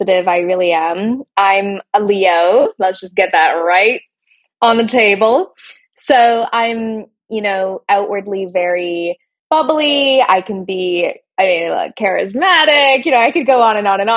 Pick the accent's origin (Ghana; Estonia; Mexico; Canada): Canada; moved away as an adult; now in London, United Kingdom; I am Canadian. I grew up in Canada, but I live in London, in England.